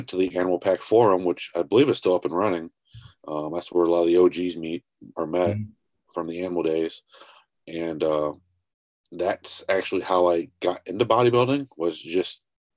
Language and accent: English; Tiffin, Ohio, United States; I am from Ohio. Tiffin, more specifically, is kind of middle of nowhere.